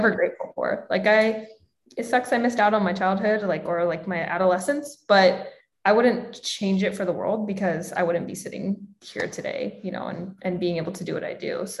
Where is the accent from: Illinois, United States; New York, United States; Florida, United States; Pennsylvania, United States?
Pennsylvania, United States; moved away as an adult; now in San Diego, United States; I grew up in Pennsylvania and like the people I was around, it was just more so like very small town feel